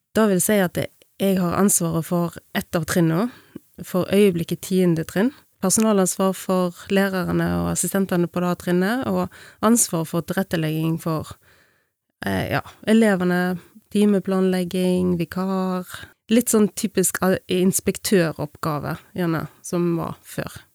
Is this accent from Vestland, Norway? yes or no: yes; Bømlo, Vestland, Norway; moved away as an adult; also born or lived in Bergen; jeg kommer fra Bømlo. Vokste opp på en liten gard på Laurhamar